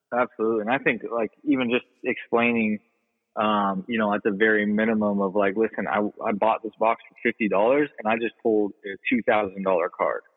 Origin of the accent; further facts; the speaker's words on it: Las Vegas, Nevada, United States; I'm from, born and raised here in Vegas